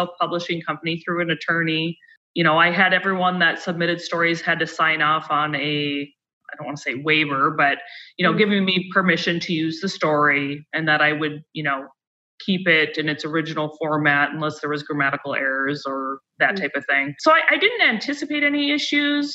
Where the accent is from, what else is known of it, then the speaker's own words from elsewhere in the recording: Minot, North Dakota, United States; I'm originally from Minot